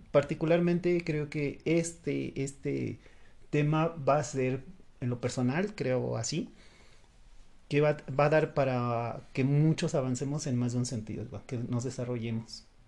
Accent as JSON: {"language": "Spanish", "country": "Mexico", "said": "aquí en México"}